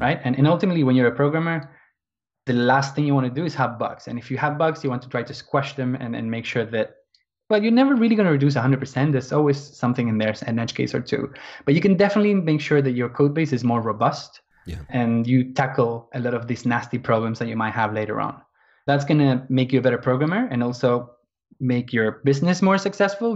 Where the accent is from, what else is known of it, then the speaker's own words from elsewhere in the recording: Argentina; moved away as an adult; now in London, United Kingdom; I'm from Argentina originally, but I've been living in England.